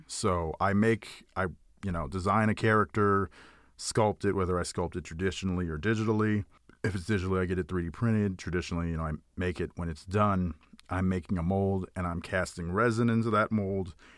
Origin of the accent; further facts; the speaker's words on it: Houston, Texas, United States; I grew up in Houston, Texas